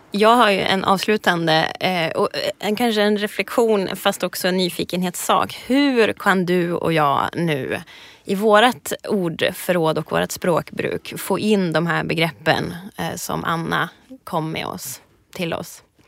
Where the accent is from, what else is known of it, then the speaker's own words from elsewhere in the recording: Ångermanland, Sweden; Jag kommer ju alltså från Ångermanland, det är mitt, mitt ursprung